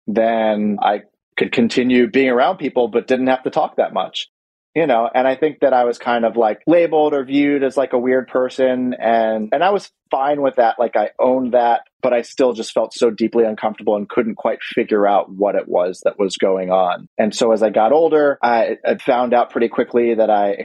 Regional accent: Washington, District of Columbia, United States; I was born and raised in Washington, D.C.

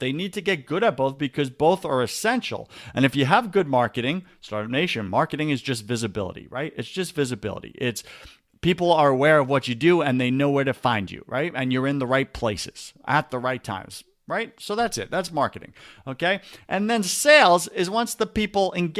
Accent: Long Island, New York, United States; moved away; I grew up in Long Island, New York.

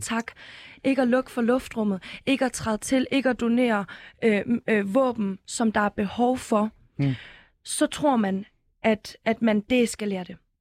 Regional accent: Ukraine; som ukrainer

